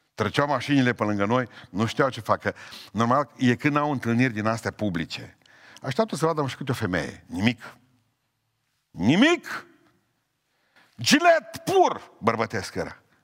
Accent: Romania; sunt român, înainte de a fi cetățean al planetei, sunt cetățean român

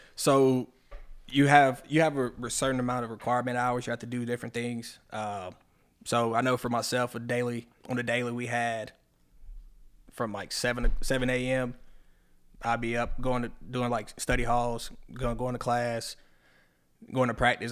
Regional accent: Locust Grove, Georgia, United States; accent: southern; also born or lived in Atlanta, Georgia / Tennessee; when I moved, I moved down to Locust Grove, about the age of seven, eight, seven, eight years old. Moved down to Locust Grove. Been here ever since.

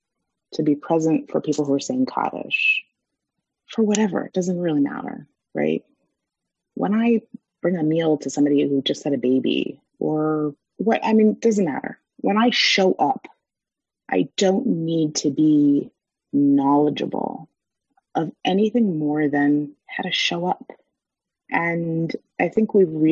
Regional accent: United States; We as Americans, as English speakers

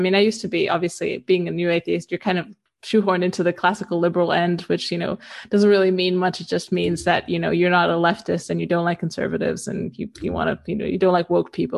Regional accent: Romania; moved away as an adult; also born or lived in the West; I grew up in Eastern Europe. I lived here until I was about 18, and then I moved to the West

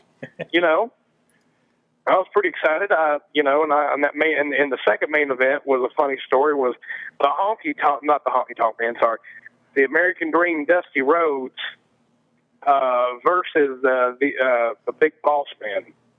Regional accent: Scotland, United Kingdom; you know, I had a thing for being a Scot.

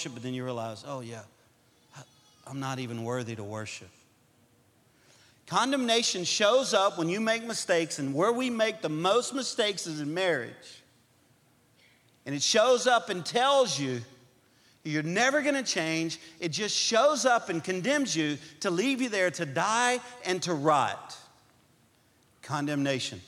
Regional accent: Cajun, Louisiana, United States; we're Cajun people

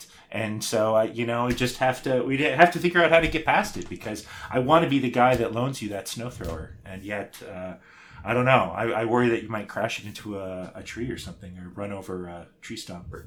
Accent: Minneapolis, Minnesota, United States; Tim and I are both Midwesterners. I hail from the Twin Cities

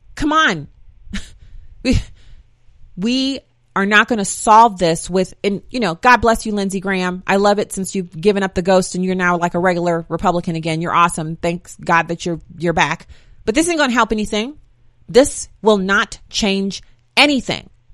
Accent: Germany; moved away; I grew up in Germany

